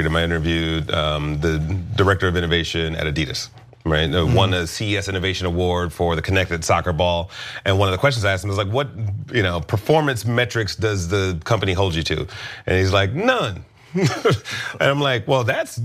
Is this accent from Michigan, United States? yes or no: yes; Detroit, Michigan, United States; moved away as an adult; also born or lived in Los Angeles; I grew up in Detroit